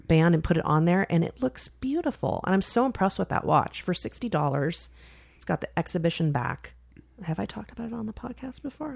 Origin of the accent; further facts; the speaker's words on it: Silicon Valley, California, United States; moved away as an adult; we grew up in Silicon Valley where you could have a two income family and still be broke.